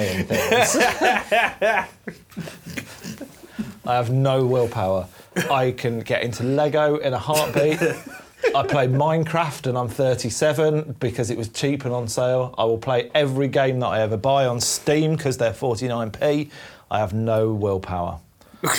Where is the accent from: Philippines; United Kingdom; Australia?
United Kingdom; Leicester, East Midlands; in Leicester, we're all from Leicester, and in Leicester we've got a massive undercover market